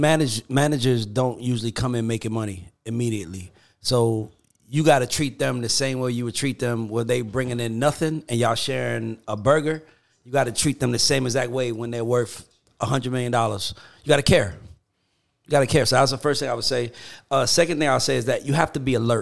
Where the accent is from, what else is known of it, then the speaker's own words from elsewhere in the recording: Atlanta, Georgia, United States; I'm from Atlanta managing a group from the Virgin Islands.